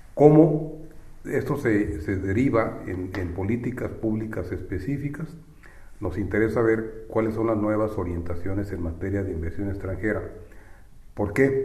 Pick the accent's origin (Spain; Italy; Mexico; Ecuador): Mexico; now in China